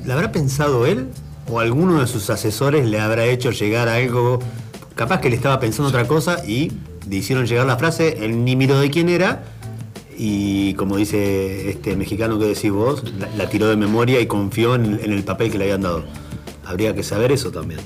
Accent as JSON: {"language": "Spanish", "country": "Argentina", "said": "yo hablo como argentino en general."}